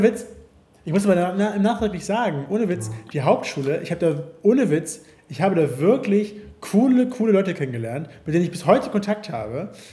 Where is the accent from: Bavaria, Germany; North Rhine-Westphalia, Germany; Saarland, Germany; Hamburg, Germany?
Hamburg, Germany; ich komme doch, ich komme aus Hamburg. Ich komme aus Hamburg